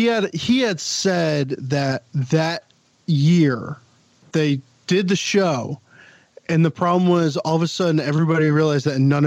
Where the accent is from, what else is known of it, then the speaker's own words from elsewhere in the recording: New York, United States; I'm from Long Island.